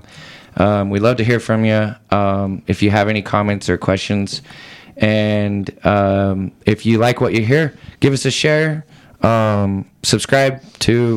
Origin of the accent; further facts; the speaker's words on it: Idaho, United States; accent: northern Idaho; I'm an Idahoan, you know, it's kind of my area. It's where I grew up.